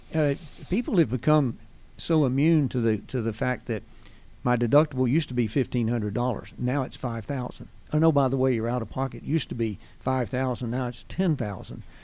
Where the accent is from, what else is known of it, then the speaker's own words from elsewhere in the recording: Winston-Salem, North Carolina, United States; moved away as an adult; also born or lived in Pensacola, Florida; now in Gwinnett County, United States; born and raised in Winston-Salem, North Carolina